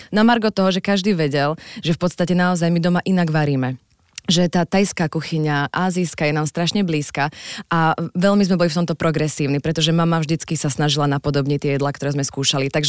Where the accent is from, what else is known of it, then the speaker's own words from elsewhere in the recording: Stavanger, Rogaland, Norway; born there; also born or lived in Oslo; Ale no, narodila som sa v Stavangeri, ale áno